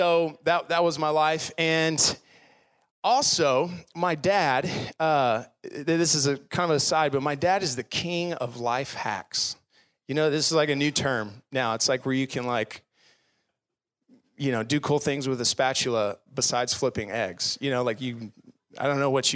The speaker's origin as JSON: {"language": "English", "town": "Garland", "region": "Texas", "country": "United States", "tie": "born or raised there", "said": "I grew up in Garland, which is just down the road, went to Webb Middle School"}